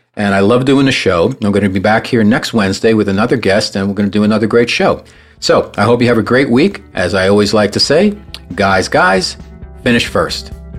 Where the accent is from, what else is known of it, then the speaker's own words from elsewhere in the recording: New York, United States; I'm a New Yorker also